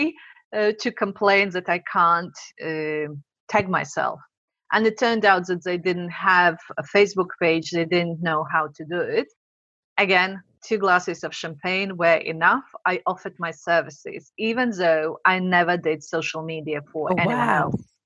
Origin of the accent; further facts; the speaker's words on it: Latvia; English is a second language; moved away as an adult; now in London, United Kingdom; I'm originally from Latvia.